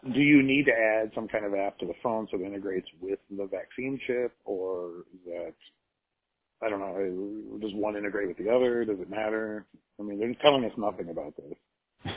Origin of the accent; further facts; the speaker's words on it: United States; as an American